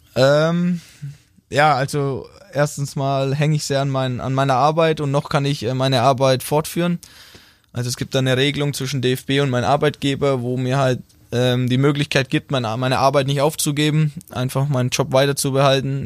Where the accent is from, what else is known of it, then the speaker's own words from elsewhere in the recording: Rothenburg ob der Tauber, Bavaria, Germany; accent: Franconian (rolled R); moved away as an adult; now in Baden-Württemberg, Germany; Ich komme aus Rodenburg, äh, Mittelfranke. Wir rollen das R.